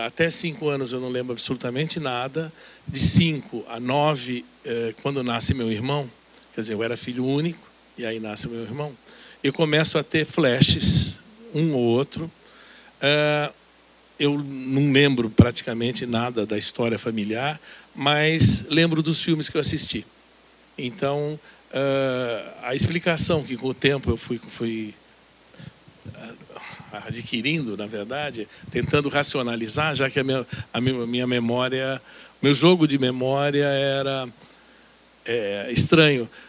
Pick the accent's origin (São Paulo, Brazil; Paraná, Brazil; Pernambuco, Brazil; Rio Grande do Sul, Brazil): São Paulo, Brazil; Santos; Eu nasci em Santos, o que é um dado muito importante, na verdade, para mim nascer numa cidade pequena